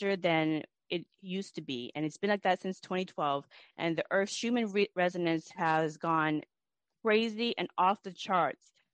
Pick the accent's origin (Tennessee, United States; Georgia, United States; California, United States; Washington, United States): Washington, United States; Everett; I'm from Everett, Washington